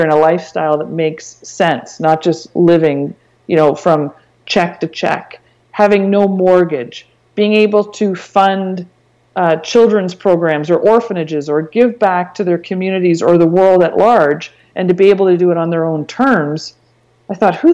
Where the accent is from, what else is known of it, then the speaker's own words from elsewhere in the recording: Canada; I'm Canadian and I wanted to stay and make my money and earn my living in Canada